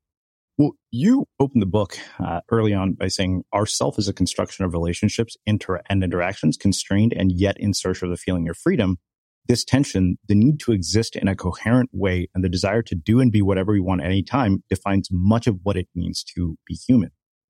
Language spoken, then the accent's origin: English; United States; growing up as an Indian boy in America